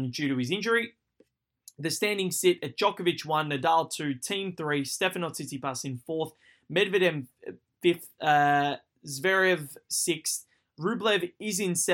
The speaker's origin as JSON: {"language": "English", "country": "Australia", "said": "my home country"}